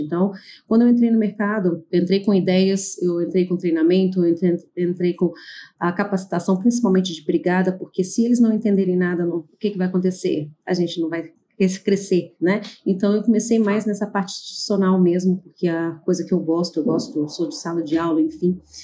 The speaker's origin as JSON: {"language": "Portuguese", "town": "Goiânia", "region": "Goiás", "country": "Brazil", "tie": "born or raised there", "moved": "yes", "said": "eu sou nascida em Goiânia e no momento estou morando em Goiânia, né, voltei para Goiânia"}